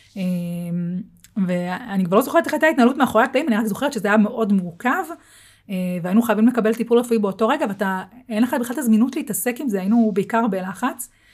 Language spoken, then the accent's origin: Hebrew; Israel; אנחנו כישראלים